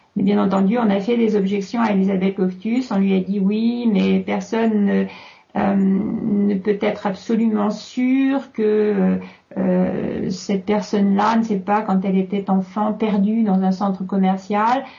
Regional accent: France; chez nous en France

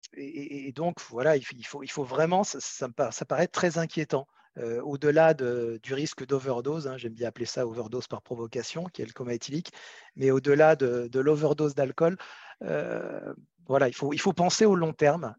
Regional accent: France; on est 65 millions de Français

